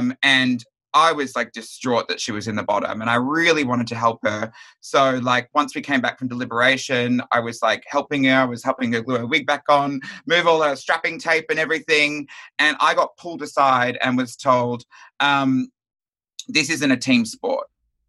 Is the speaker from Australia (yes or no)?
yes; Melbourne, Victoria, Australia; My favorite look is either my hometown Melbourne look, the graffiti one from the first episode